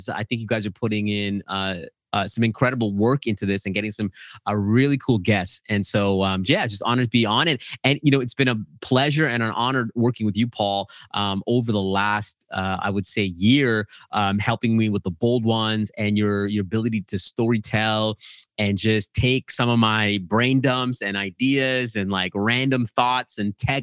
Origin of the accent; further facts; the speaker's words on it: Edmonton, Alberta, Canada; my brother and I were born in a place called Edmonton, Alberta, Canada.